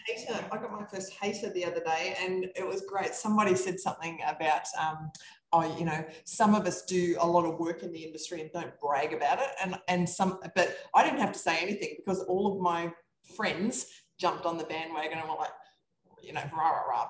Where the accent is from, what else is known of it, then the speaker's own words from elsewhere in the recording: Australia; I'm from Australia. That's this funny accent going on here